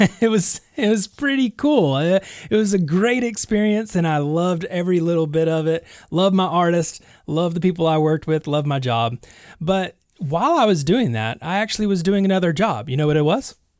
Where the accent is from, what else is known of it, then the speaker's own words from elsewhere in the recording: Alabama, United States; also born or lived in Nashville; In my hometown.